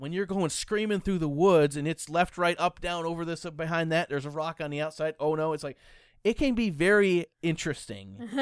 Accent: United States; I'm American. I speak English

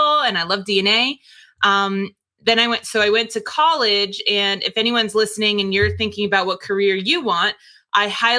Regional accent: Northern New Jersey, United States; moved away; also born or lived in Texas; I was born and raised in New Jersey, Northern New Jersey.

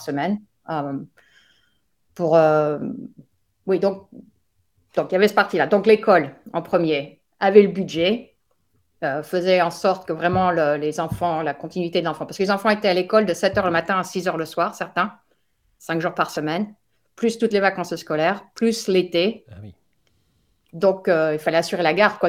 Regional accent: France; moved away as an adult; now in United States; je suis française qui vit actuellement aux États-Unis depuis 1998

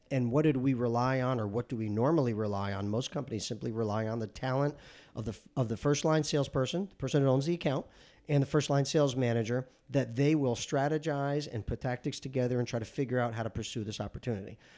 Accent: Paterson, New Jersey, United States; I grew up in New Jersey. Okay. I grew up in Paterson, New Jersey, very proud of it, blue collar town.

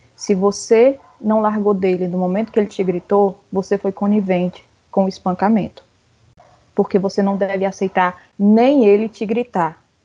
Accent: Ceará, Brazil; eu sou cearense

